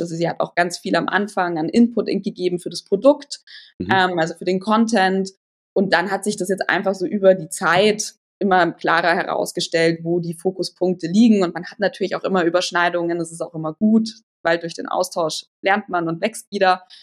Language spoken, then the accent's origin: German; near Holzkirchen, Bavaria, Germany; also born or lived in Weilheim; Ich bin aufgewachsen in der Nähe von Holzkirchen. Da war ich die ersten zehn Jahre von, in meinem Leben und dann ging es irgendwann Richtung Weilheim. Ähm, auch wieder immer noch Nähe München